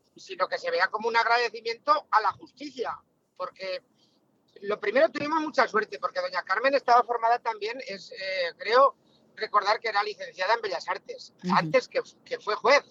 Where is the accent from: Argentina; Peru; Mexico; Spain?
Spain; Villanueva de Sijena, Aragon; como sigenense, como aragonés